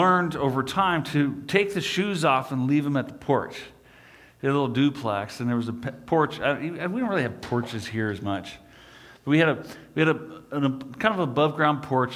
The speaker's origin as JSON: {"language": "English", "town": "Des Moines", "region": "Iowa", "country": "United States", "tie": "born or raised there", "said": "When I was young, I grew up in Des Moines, Iowa."}